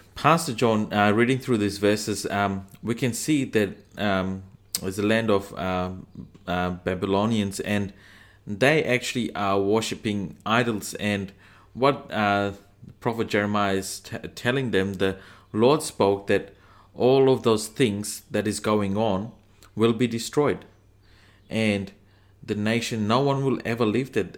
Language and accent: English; Fiji; now in Australia; I'm from Fiji. I live in Australia.